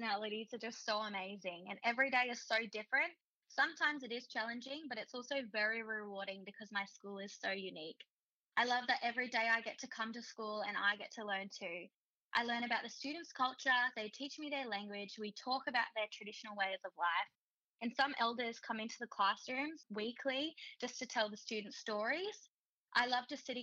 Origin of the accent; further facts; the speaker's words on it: Brisbane, Queensland, Australia; moved away as an adult; now in Aurukun, Australia; I'm from North Brisbane